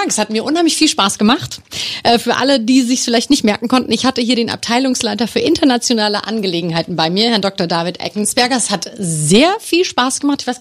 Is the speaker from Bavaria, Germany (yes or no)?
no; Offenbach, Hesse, Germany; Natürlich machen Sie dann auch immer sehr viel Werbung für meine Heimatstadt, für Offenbach, weil da wollen natürlich auch immer alle hin, oder?